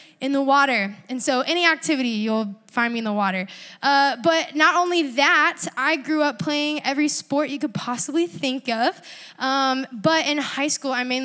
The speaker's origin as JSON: {"language": "English", "town": "Panama City Beach", "region": "Florida", "country": "United States", "tie": "born or raised there", "also_born_or_lived": "La Mesa, California", "moved": "yes", "lives_now": "Georgia, United States", "said": "I grew up and I was raised in Panama City Beach, Florida"}